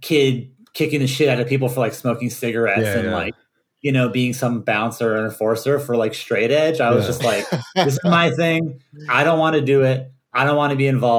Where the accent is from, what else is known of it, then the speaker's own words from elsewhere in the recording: Virginia, United States; we grew up in Virginia